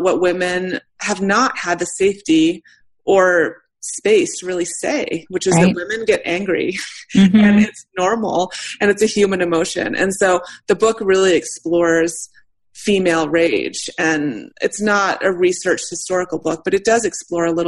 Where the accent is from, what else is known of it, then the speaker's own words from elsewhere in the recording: United States; I'm white, I'm straight, I'm American, I'm middle class.